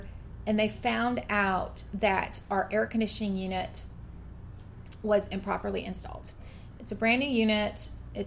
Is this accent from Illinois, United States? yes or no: no; coastal western Washington, United States; now in Georgia, United States; I grew up in Washington State, in coastal western Washington, where temperatures, it might get to 90, but it's not humid